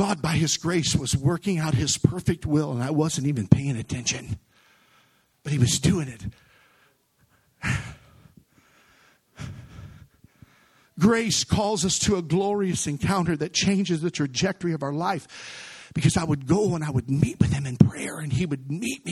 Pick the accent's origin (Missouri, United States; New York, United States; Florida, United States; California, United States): Missouri, United States; A broken young man born and raised in Missouri, come from a broken home